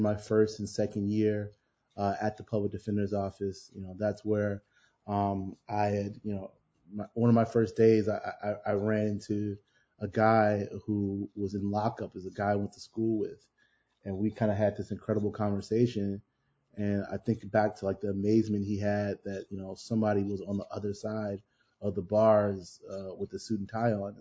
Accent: Chicago, Illinois, United States; as a Black man growing up on the South Side and living here

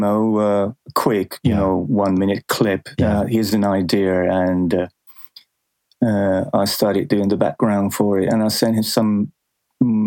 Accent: Helsinki, Uusimaa, Finland; in Helsinki, where I grew up

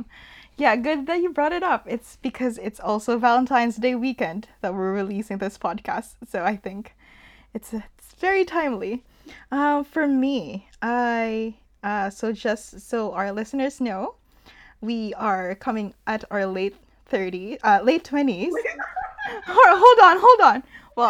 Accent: Philippines; And me, I'm not in the Philippines anymore, but being a Filipino here, it still follows me.

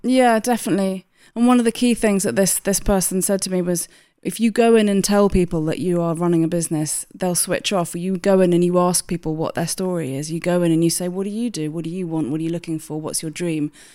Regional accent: Hampshire, South East England, United Kingdom; moved away as an adult; also born or lived in London; I grew up in Hampshire, and then I li-, lived in London for about twenty years, and then I moved back out to Hampshire again

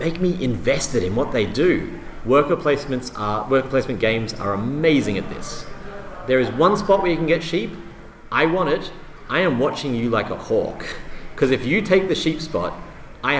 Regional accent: Australia; I'm Australian.

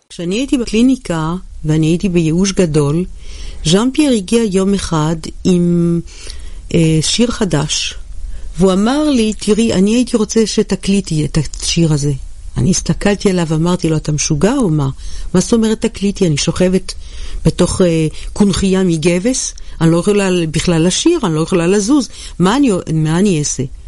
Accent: Jerusalem, Jerusalem District, Israel; ירושלים זאת העיר שבה נולדתי

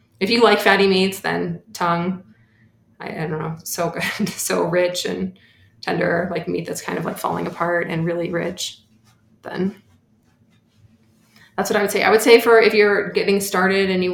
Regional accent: Bay Area, California, United States; I grew up in the Bay Area

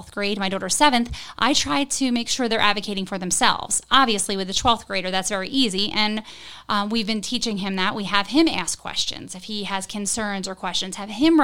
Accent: Port Republic, New Jersey, United States; also born or lived in Galloway; now in Hammonton, United States; I grew up in Port Republic.

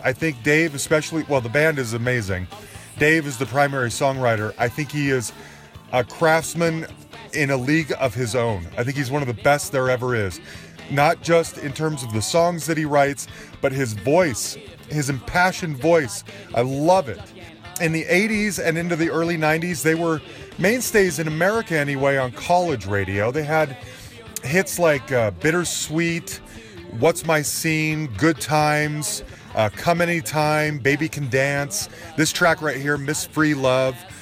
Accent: United States; as an American

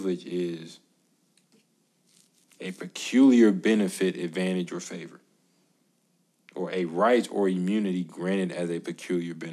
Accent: United States; As an American citizen

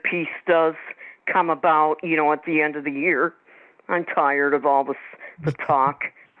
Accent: St. Paul, Minnesota, United States; I'm from St. Paul, Minnesota.

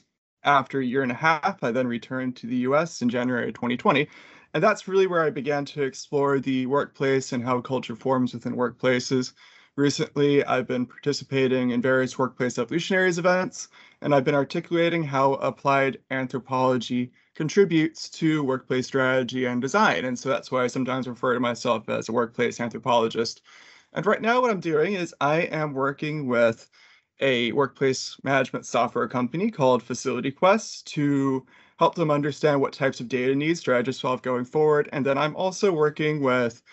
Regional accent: Richmond, Virginia, United States; moved away as an adult; also born or lived in Durham, United Kingdom / Hungary; I'm originally from the Richmond, Virginia area

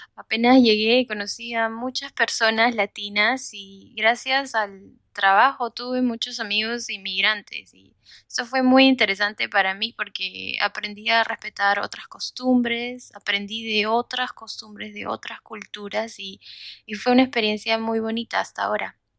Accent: Lima, Peru; moved away as an adult; now in United States; soy peruana y vivo en los Estados Unidos desde ya hace 15 años

